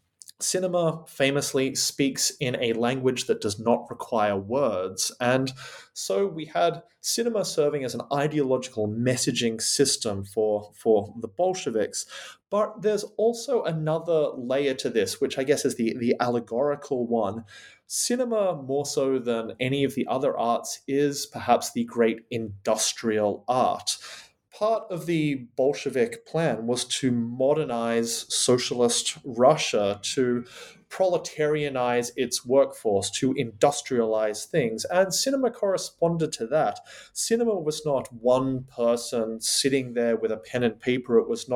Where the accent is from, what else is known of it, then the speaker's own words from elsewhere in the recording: Australia; now in United Kingdom; It's wonderful to be talking back to my home country, Australia, from here on the rainy fascist island that is Great Britain.